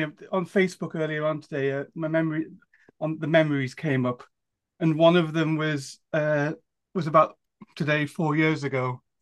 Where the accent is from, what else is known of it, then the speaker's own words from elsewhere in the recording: Newcastle upon Tyne, North East England, United Kingdom; I don't have a very strong one. I'm from Newcastle upon Tyne, up in the northeast of England.